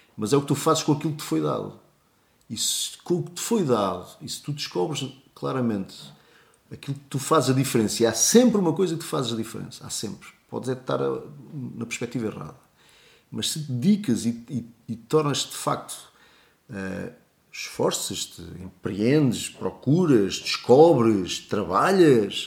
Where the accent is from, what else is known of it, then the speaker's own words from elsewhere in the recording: Portugal; até somos portugueses, gostamos muito de, de nos sentir portugueses